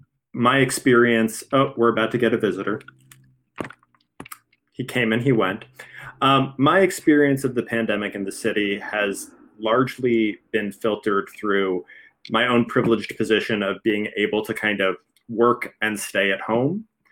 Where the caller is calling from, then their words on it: Philadelphia, Pennsylvania, United States; I'm calling from Philadelphia, Pennsylvania.